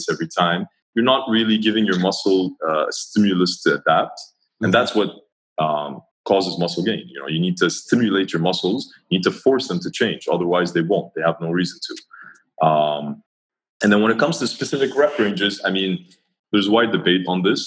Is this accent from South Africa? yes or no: no; Dubai, United Arab Emirates; also born or lived in Montreal, Canada; I grew up in Dubai.